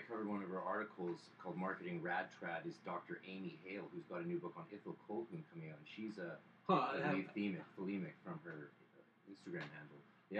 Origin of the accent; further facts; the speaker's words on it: North Vancouver, British Columbia, Canada; And I grew up at 313 East 13th off Lonsdale.